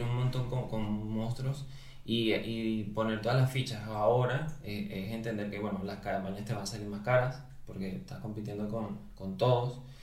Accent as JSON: {"language": "Spanish", "country": "Venezuela", "also_born_or_lived": "Uruguay", "moved": "as an adult", "lives_now": "Spain", "said": "yo soy venezolano, pero eh, toda mi carrera profesional la hice en Uruguay"}